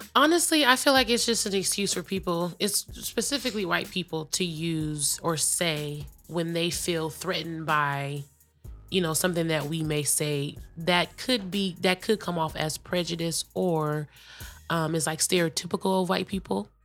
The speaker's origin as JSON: {"language": "English", "region": "California", "country": "United States", "tie": "born or raised there", "said": "growing up in California"}